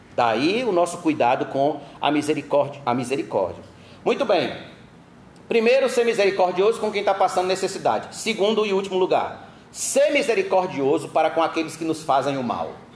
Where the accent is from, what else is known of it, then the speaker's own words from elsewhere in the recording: Brazil; nós brasileiros, nós somos acostumados a receber